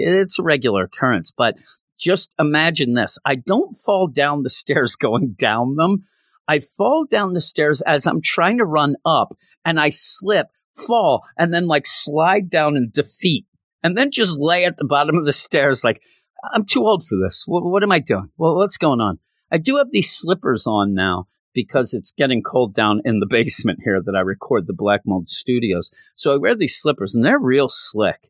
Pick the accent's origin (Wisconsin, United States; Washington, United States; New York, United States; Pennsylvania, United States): Pennsylvania, United States; Philadelphia; also born or lived in Bucks County, Pennsylvania; I'm from the Philadelphia area